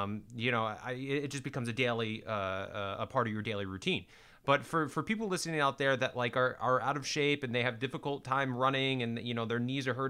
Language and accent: English; Warwick, Rhode Island, United States; now in Los Angeles, United States; I live in Los Angeles now, but I'm originally from Warwick, Rhode Island